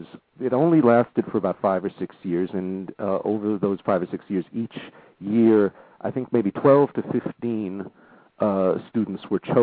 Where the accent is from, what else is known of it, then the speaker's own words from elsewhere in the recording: Southern California, United States; moved away as an adult; growing up in Southern California.